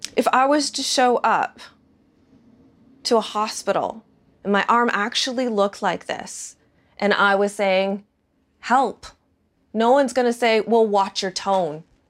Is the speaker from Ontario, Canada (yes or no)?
yes; Toronto, Ontario, Canada; I'm from Ontario. I'm from Toronto.